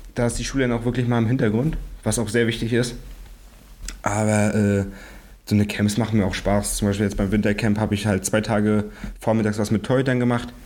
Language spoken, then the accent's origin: German; Greifswald, Mecklenburg-Vorpommern, Germany; ich bin geboren in Greifswald